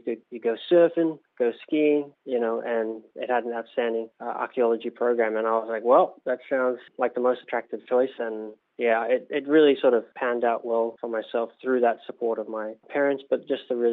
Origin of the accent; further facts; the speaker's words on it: Solomon Islands; now in New Zealand; my home country of Solomon Islands